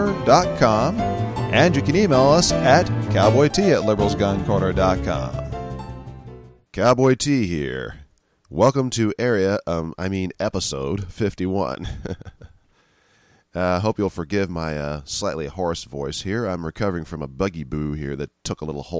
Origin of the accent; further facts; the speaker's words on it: San Francisco, California, United States; I'm from San Francisco